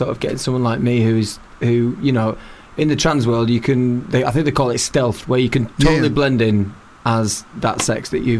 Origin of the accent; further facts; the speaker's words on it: Leeds, Yorkshire and the Humber, United Kingdom; I'm from Leeds in Yorkshire.